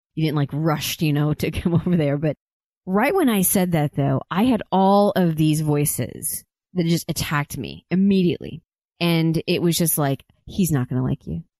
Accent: Oklahoma, United States; I grew up in Oklahoma

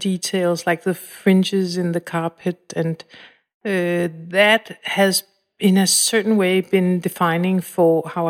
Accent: Copenhagen, Capital Region, Denmark; I was alone quite a lot. Both my parents worked.

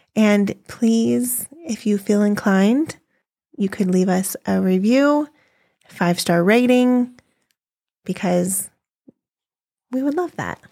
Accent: California, United States; moved away as an adult; now in Colorado, United States; we're from California

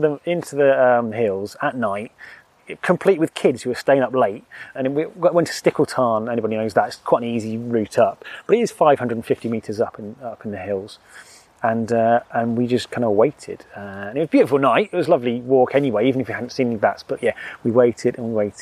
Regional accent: Wiltshire, South West England, United Kingdom; moved away as an adult; also born or lived in Dorset; now in Lake District, United Kingdom; I grew up in Wiltshire

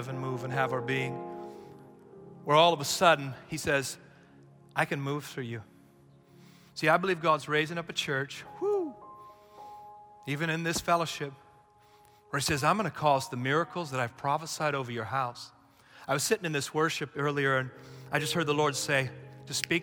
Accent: United States; we're too American

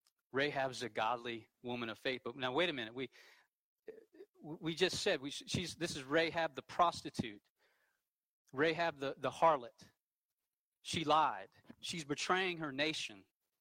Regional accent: the Bible Belt, United States; You know, I grew up in the Bible Belt. My parents go to church.

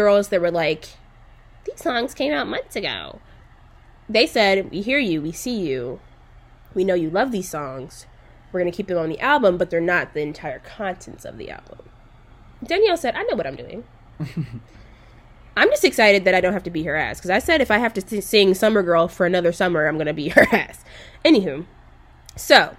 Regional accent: Arkansas, United States; I did grow up in Arkansas

